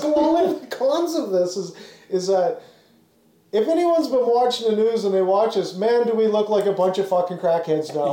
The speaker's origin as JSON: {"language": "English", "country": "Canada", "also_born_or_lived": "Ontario", "said": "as a Canadian"}